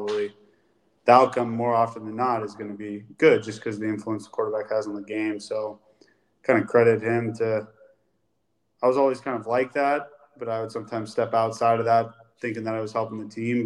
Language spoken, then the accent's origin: English; Folsom, California, United States; moved away as an adult; also born or lived in Washington / Minnesota / Cincinnati; I grew up in Folsom